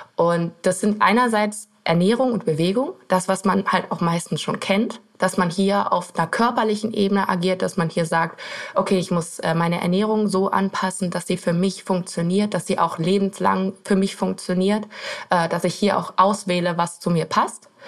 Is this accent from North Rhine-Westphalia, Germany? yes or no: yes; Erkelenz, North Rhine-Westphalia, Germany; Ich komme aus Erklens. Das ist, das kennt wahrscheinlich kein Mensch. Das ist äh, bei Mönchengladbach relativ im Westen von Deutschland